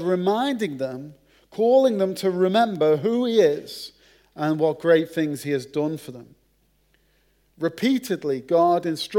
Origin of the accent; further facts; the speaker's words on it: Merseyside, North West England, United Kingdom; accent: Merseyside (Scouse); moved away; my accent. The Queen's English from Merseyside